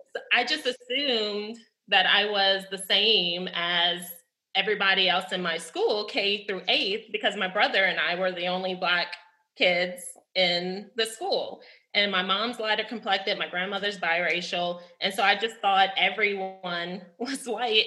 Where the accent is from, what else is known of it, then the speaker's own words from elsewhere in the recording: New Orleans, Louisiana, United States; also born or lived in Chapel Hill, North Carolina / Akron, Ohio; now in Kingsport, United States; I am originally from New Orleans, Louisiana